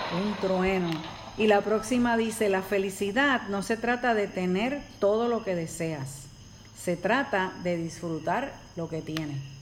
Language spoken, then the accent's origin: Spanish; Puerto Rico; nosotros somos de Puerto Rico y hace mm, dos años nosotros estuvimos, pasamos por el huracán María. Y pues uno vive aquí